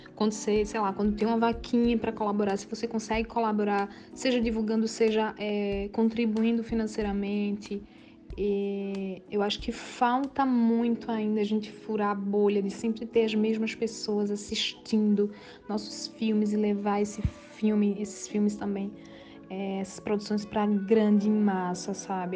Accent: Limoeiro, Pernambuco, Brazil; moved away as an adult; also born or lived in Recife; eu sou natural de Limoeiro, uma cidade do Agreste de Pernambuco

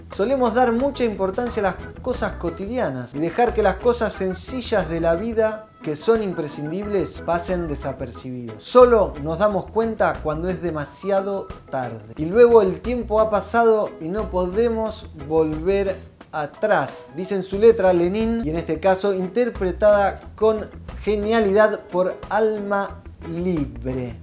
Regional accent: Buenos Aires, Argentina; Nosotros somos de Buenos Aires

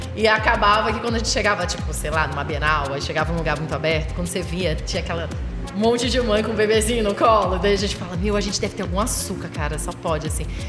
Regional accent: Rio de Janeiro, Brazil; now in Pernambuco, Brazil; eu sou do Rio. É originalmente Rio de Janeiro, mas já nem sei mais o que, que eu sou aqui

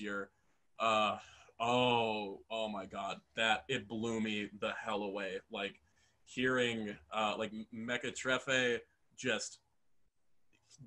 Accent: Waukesha County, Wisconsin, United States; growing up in Waukesha County, Wisconsin

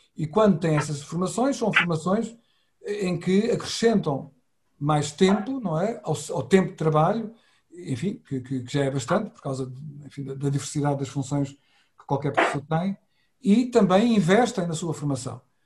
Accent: Setúbal, Portugal; na minha cidade natal, que é Setúbal

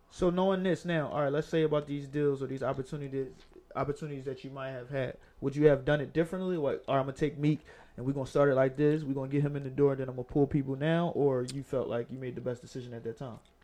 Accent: Philadelphia, Pennsylvania, United States; I'm from Germantown, but I lived in West

